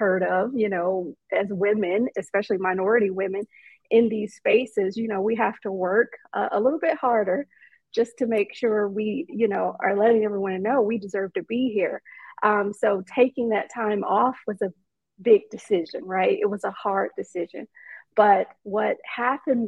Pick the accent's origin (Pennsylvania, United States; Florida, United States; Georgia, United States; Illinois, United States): Georgia, United States; Atlanta; I'm from Atlanta, born and raised